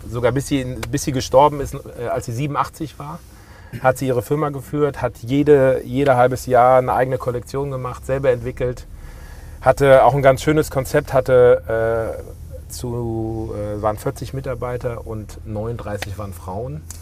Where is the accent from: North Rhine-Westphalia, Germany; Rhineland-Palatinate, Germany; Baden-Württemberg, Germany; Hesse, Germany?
Hesse, Germany; Wiesbaden; das fing mal an, dass sie nach dem Krieg in Wiesbaden, das ist meine, meine Heimatstadt